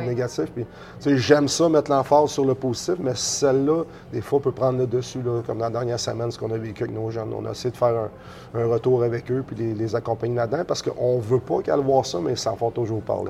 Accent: Sherbrooke, Quebec, Canada; also born or lived in Shawinigan, Quebec; now in Baie-Comeau, Canada; je viens de Sherbrooke, mais à partir de mon secondaire 1, je l'ai fait euh, à Shawinigan

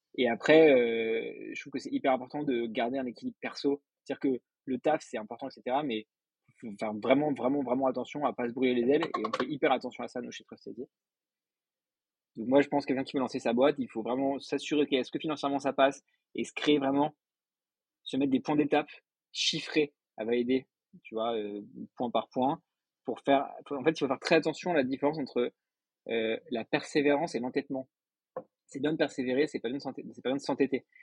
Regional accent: Paris, Île-de-France, France; suis né à Paris, j'ai fait toutes mes études à Paris

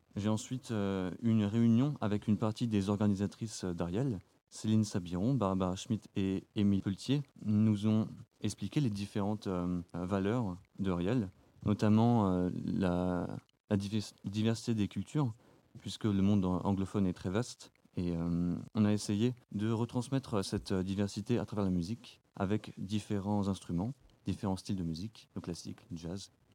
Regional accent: Marne, Grand Est, France; Je viens de, de la Marne

